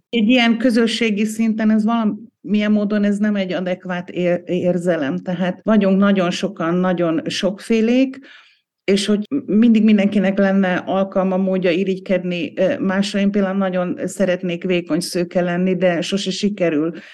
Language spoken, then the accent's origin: Hungarian; Hungary; now in Austria; mi magyarok vagyunk. Vesző, akik most Ausztriában élünk